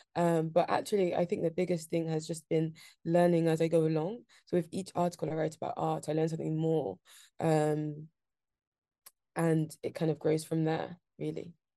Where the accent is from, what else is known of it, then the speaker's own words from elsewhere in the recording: London, United Kingdom; I grew up in Shoreditch, um, so a very central London